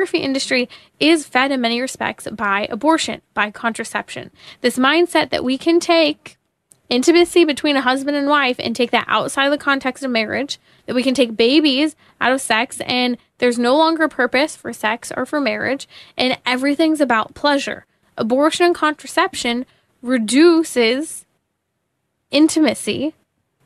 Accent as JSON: {"language": "English", "region": "California", "country": "United States", "tie": "born or raised there", "said": "my home state, California"}